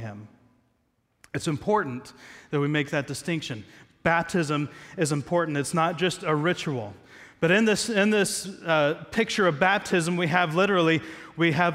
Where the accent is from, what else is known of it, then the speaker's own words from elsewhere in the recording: Southeast Ohio, United States; I'm American, grew up in Southeast Ohio.